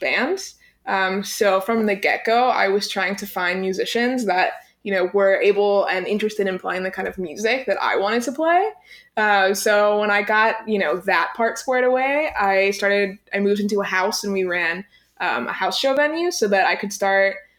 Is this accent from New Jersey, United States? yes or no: no; right outside of Pittsburgh, Pennsylvania, United States; moved away; I'm from right outside of Pittsburgh, Pennsylvania